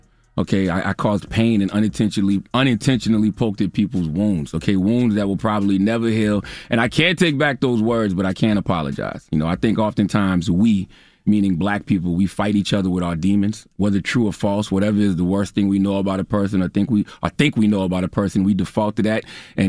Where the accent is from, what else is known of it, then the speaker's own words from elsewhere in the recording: Moncks Corner, South Carolina, United States; especially his family in my hometown of Monk's Corner, South Carolina.